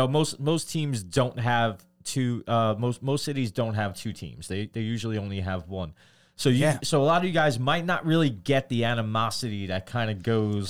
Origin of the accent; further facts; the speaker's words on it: New York, United States; We're from New York